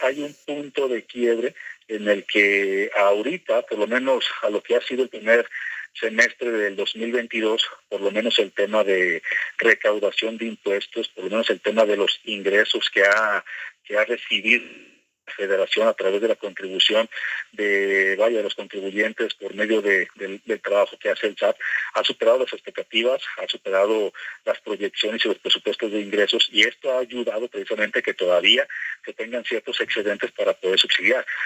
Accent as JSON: {"language": "Spanish", "country": "Mexico", "said": "a mí como mexicano"}